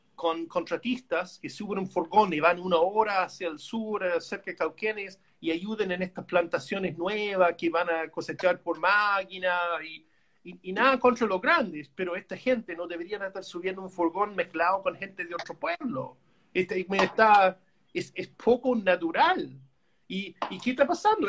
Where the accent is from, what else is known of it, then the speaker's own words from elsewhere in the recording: Canada; Spanish is a second language; moved away as an adult; now in Chile; yo como canadiense yo pienso así, ¿no? Yo soy de país chico al lado del monstruo